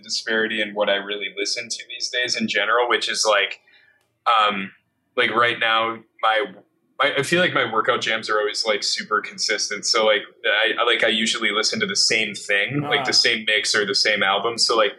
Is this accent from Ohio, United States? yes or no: no; New York, United States; especially being a New Yorker, you take for granted that you should be socializing in certain ways.